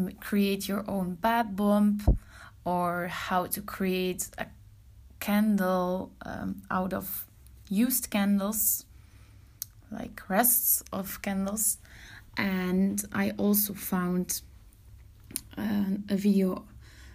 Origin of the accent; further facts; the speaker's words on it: Belgium; I'm from Belgium